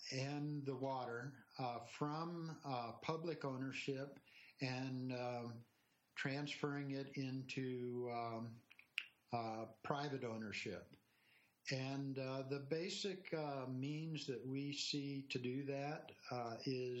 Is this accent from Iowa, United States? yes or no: no; California, United States; also born or lived in Washington, D.C. / New Jersey / Wisconsin; now in Colorado, United States; I grew up in California.